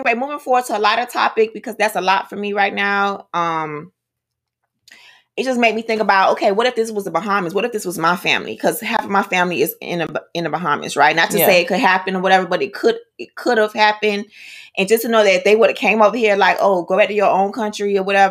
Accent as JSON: {"language": "English", "country": "United States", "said": "I am American"}